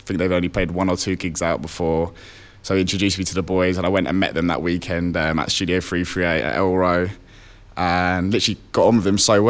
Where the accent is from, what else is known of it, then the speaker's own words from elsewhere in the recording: London, United Kingdom; I'm from London.